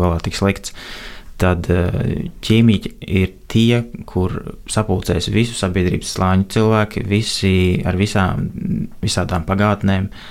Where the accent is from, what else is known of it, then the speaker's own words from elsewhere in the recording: Cēsis, Vidzeme, Latvia; no Cēsī, no kurienes es nāku